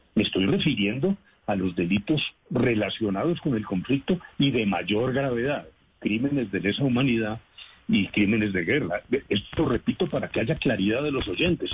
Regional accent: Colombia; como colombiano

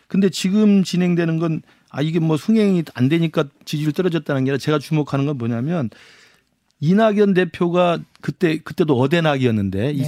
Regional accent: Honam, South Korea; 저도 호남 출신입니다만

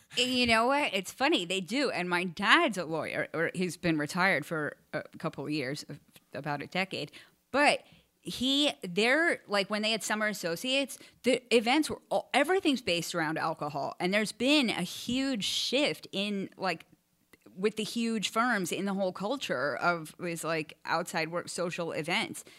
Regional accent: Port Chester, New York, United States; moved away as an adult; also born or lived in Westchester County, New York; I was born in Portchester, you know, New York at United Hospital

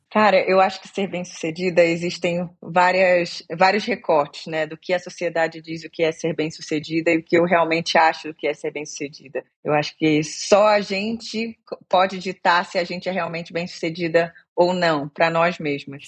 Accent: Brazil; moved away as an adult; also born or lived in England / Dublin, Ireland; eu saí do Brasil muito nova, né, para fazer faculdade de comunicação. Então, saí daqui, fui para a Inglaterra.

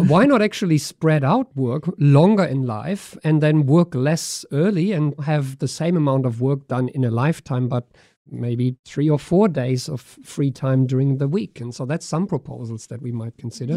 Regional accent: Germany; now in Australia; I grew up in Germany

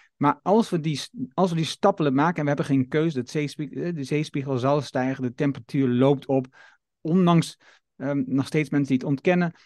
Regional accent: Netherlands; ons fundament als Nederlander

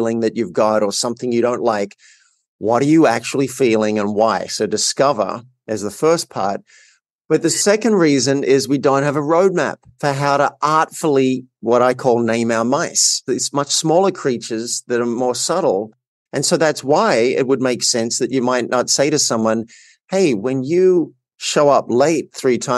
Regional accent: Australia; I grew up in a country town in Australia

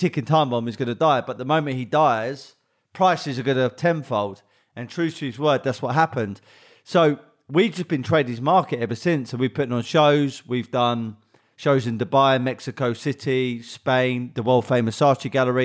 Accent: London, United Kingdom; also born or lived in Bromley / West Wickham / Hayes / Kent; So originally I'm from South London.

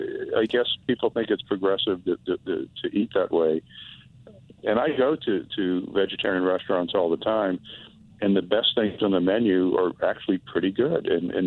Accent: New Orleans, Louisiana, United States; now in Asheville, United States; I'm from New Orleans, but I live in Asheville, North Carolina now, which is sort of vegan central.

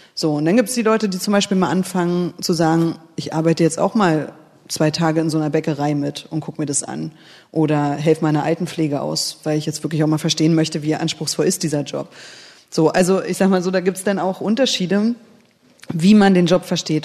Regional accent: Berlin, Germany; also born or lived in Kiel; ich bin in der DDR geboren, ähm, aufgewachsen kann man ja nicht mehr sagen, also ne, 84 äh, geboren. Das heißt, ich habe vor allen Dingen die Zeit, äh, die sehr politische Zeit in Ostberlin, ja, ich habe in Lichtenberg gewohnt

